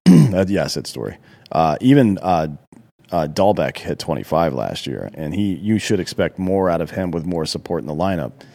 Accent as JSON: {"language": "English", "country": "United States", "said": "I'm an American"}